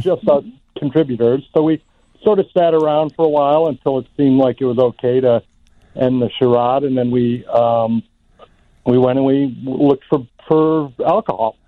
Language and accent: English; Chicago, Illinois, United States; you and I are both you know born and raised in Chicago